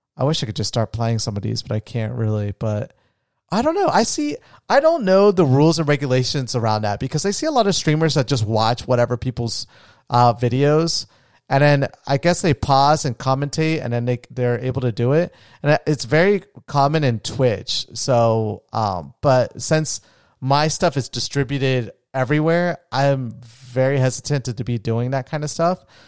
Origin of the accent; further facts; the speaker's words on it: Florida, United States; also born or lived in Colombia; I was raised in Florida